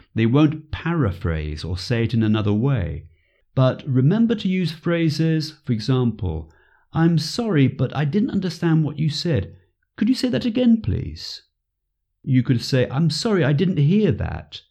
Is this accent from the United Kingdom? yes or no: yes; near the border with Wales, west of England, United Kingdom; also born or lived in Stratford-upon-Avon; I lived most of my life in the west of England, very close to the border with Wales. But I was born in Stratford upon Avon, where William Shakespeare was born